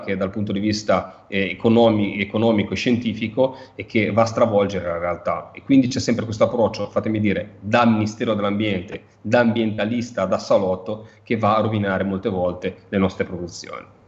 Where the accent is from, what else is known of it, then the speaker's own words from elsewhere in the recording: Liguria, Italy; da Ligure mi, mi interessa